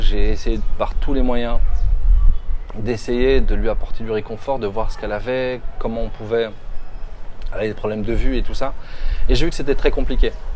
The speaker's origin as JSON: {"language": "French", "country": "France", "tie": "born or raised there", "moved": "yes", "said": "tu es comme moi, tu vis en France, on a vécu en France, on a grandi en France"}